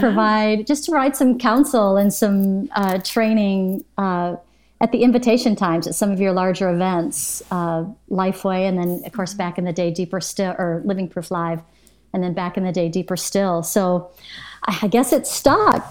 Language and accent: English; Michigan, United States; also born or lived in Arlington, Texas; now in Bradenton, United States; I was born in Michigan